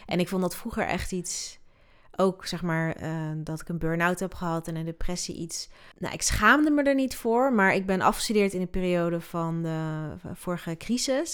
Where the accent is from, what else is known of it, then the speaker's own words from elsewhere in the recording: Netherlands; also born or lived in Sierra Leone; ik ben wel opgegroeid in Nederland